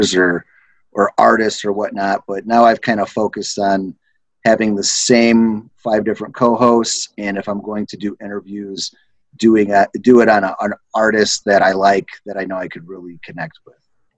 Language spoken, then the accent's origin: English; Hobart, Indiana, United States; Northwest Indiana's, you know, where I'm from Hobart, Indiana